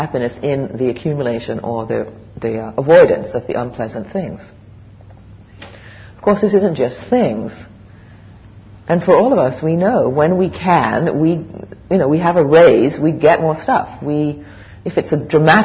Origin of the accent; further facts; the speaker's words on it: England, United Kingdom; moved away as an adult; also born or lived in West Coast, Canada; I grew up in England the first 20 years, and then I moved to Canada, the West Coast.